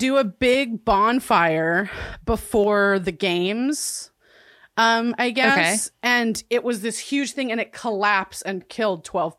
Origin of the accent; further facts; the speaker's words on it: Santa Cruz, California, United States; moved away; my hometown of Santa Cruz, California.